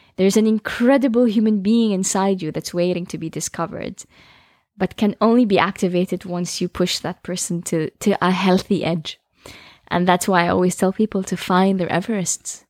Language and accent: English; Jeddah, Makkah Province, Saudi Arabia; I come from Jeddah.